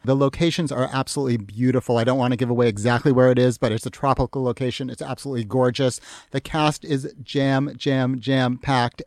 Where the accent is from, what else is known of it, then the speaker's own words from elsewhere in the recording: Massachusetts, United States; I grew up in Massachusetts. I grew up right next to the towns where this first one was filmed